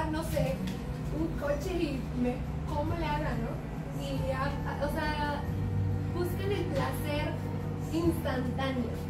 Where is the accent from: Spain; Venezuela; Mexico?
Mexico; muchos de nosotros como mexicanos